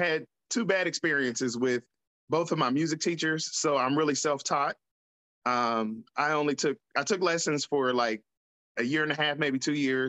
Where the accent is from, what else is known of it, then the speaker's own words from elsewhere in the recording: Columbus, Ohio, United States; I'm from Columbus, Ohio, born and raised